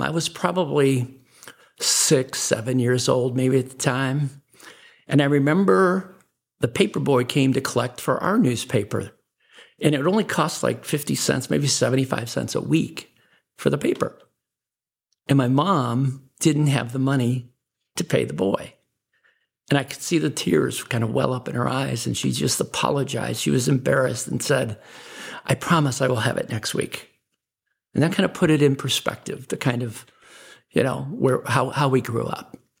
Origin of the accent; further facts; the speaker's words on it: Chicago, Illinois, United States; I was born in Chicago, Illinois